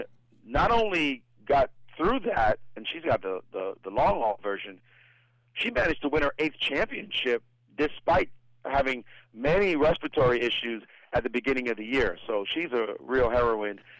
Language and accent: English; New York City, New York, United States; growing up in Brooklyn.